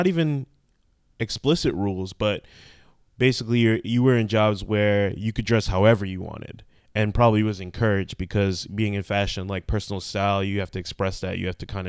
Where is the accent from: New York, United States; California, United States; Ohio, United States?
New York, United States; growing up in New York.